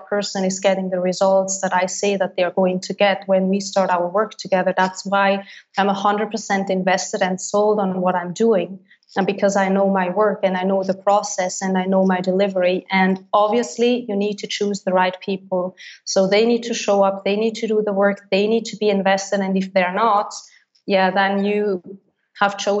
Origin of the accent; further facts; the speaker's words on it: Switzerland; first language Swiss German; English is a second language; moved away as an adult; my native language, which is Swiss German.